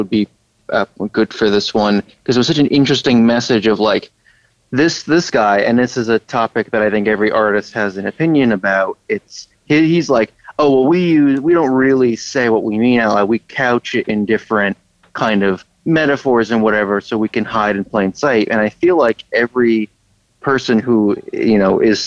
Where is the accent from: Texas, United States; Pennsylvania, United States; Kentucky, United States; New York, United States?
New York, United States; Long Island; now in Ridgewood, Queens, United States; I grew up on Long Island where a lot of celebrities lived